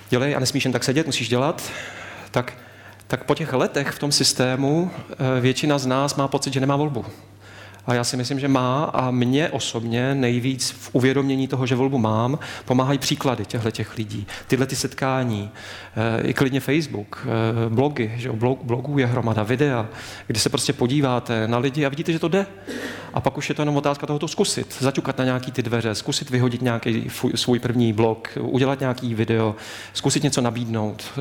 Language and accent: Czech; Lanškroun, Pardubice Region, Czechia; mý rodiny v Lančkrouně, já jsem z Lančkrouna, východní cít východních Čech